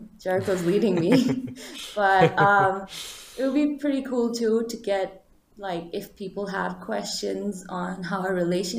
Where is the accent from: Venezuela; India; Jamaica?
India; Bangalore, Karnataka; I am from the south of India, from a city called Bangalore. So I've been born and raised here all my life. But we have a lot of different languages.